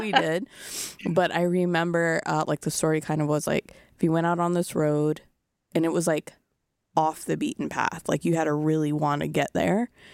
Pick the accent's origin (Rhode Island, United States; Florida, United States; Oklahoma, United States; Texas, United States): Rhode Island, United States; I grew up in Rhode Island